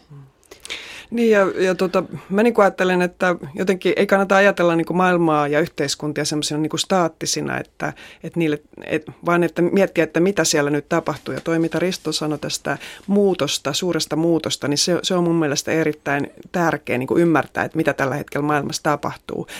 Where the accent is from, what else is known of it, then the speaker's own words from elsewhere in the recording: Central Finland, Finland; Että mä oon kotoisin tuolta Keski-Suomesta ja mä asuin semmoisen tota, ison veden rannalla, joka oli Äänekosken sellutehtaiden alajuoksua. Ja elin lapsuuteni semmoisen veden rannalla